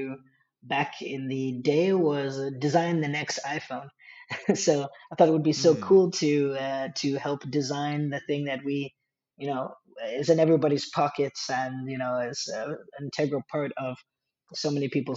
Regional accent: New York, United States; moved away as an adult; also born or lived in Silicon Valley; now in Denmark; I'm from New York

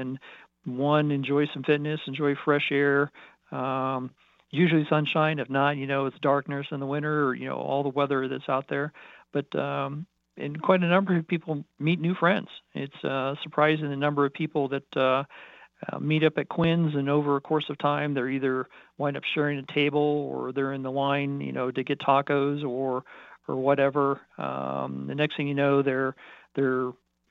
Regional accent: Colorado Springs, Colorado, United States; I was born and raised in Colorado Springs.

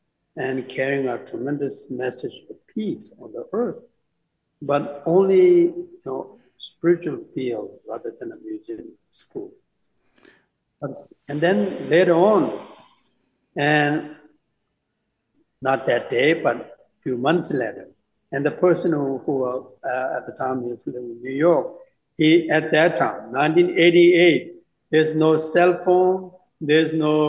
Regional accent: India; English is a second language; now in United States; So I came from India, even though there's a lot of sand.

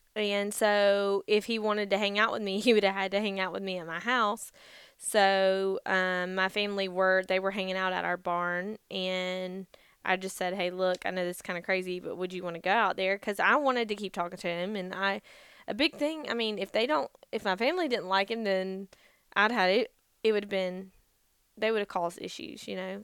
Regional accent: Gainesville, Georgia, United States; also born or lived in Vidalia, Georgia; I grew up in Gainesville, Georgia, where we live now. Um, and then when I was twelve, my family moved to Vidalia, Georgia

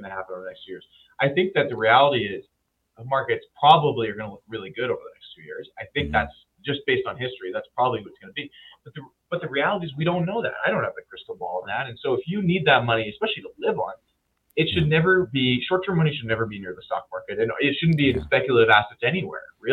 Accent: Winnipeg, Manitoba, Canada; I'm from Winnipeg

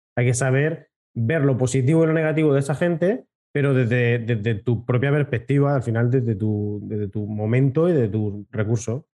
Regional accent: Region of Murcia, Spain; yo que soy más de Murcia que de la leche

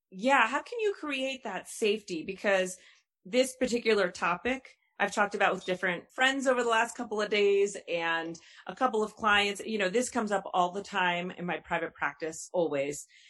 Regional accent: New York, United States; moved away; I'm originally from New York

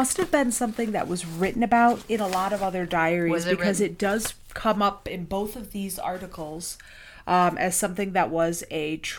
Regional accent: Mississippi, United States; I am from Mississippi.

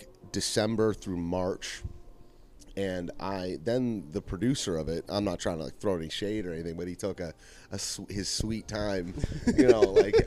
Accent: the North, United States; now in the South, United States; I'm not from the South. You can tell by the sound of my voice

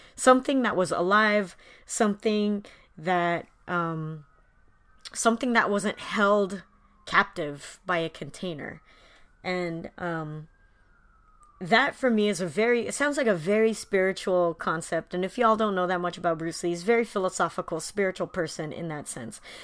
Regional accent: Philippines; as a Filipino

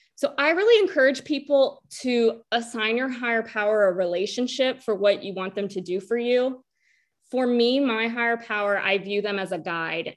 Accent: North Carolina, United States; we're from North Carolina.

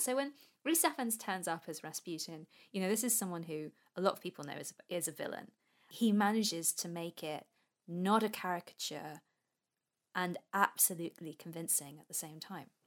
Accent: England, United Kingdom

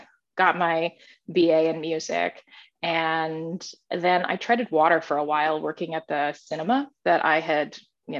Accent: Southwest Central Ohio, United States; growing up in Southwest Central Ohio

